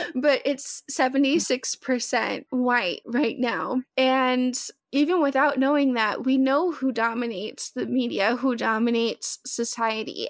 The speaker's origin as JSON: {"language": "English", "region": "Arkansas", "country": "United States", "moved": "as an adult", "lives_now": "Michigan, United States", "said": "I'm originally from Arkansas"}